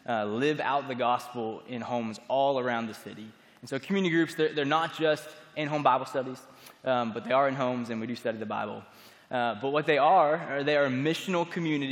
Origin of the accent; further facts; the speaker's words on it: Florida, United States; moved away as an adult; now in Birmingham, United States; I grew up in Florida, and I came to Birmingham, Alabama to attend Stanford University